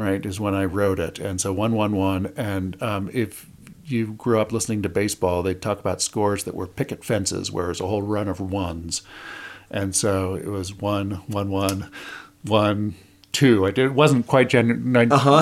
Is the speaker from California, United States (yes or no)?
no; Indiana, United States; I grew up in Indiana